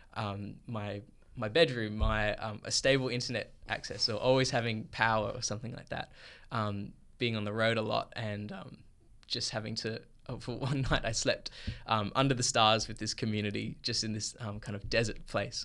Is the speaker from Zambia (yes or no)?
no; Perth, Western Australia, Australia; I was born and raised here in Perth, Australia